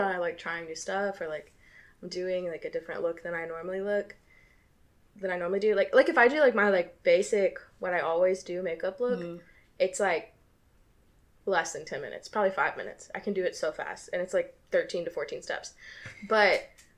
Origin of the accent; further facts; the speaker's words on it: the South, United States; I'm from the South